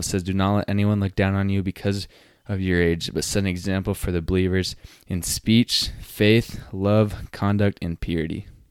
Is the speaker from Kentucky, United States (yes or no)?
no; Utah, United States; now in South Dakota, United States; growing up in Utah, it's very known for being Mormon. So I grew up, grew up in the Mormon church